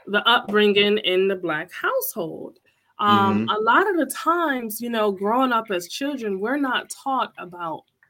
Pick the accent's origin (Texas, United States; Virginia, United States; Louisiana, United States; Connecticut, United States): Connecticut, United States; I'm from Connecticut